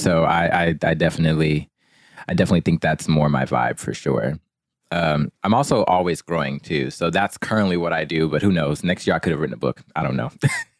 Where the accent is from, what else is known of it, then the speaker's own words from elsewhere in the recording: Port Arthur, Texas, United States; born there; I was born in Port Arthur, Texas, but I've lived all over.